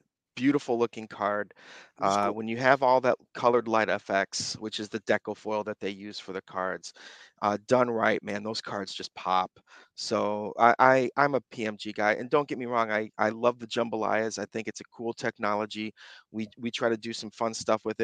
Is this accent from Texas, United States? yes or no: no; Michigan, United States; moved away as an adult; now in California, United States; I love going home back to Michigan